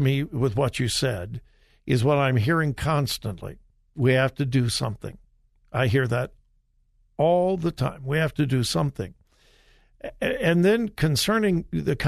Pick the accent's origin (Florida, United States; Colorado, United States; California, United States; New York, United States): California, United States; Southern; I grew up in Southern California, but I went to my grandpa's farm in Mount Vernon, Missouri, every summer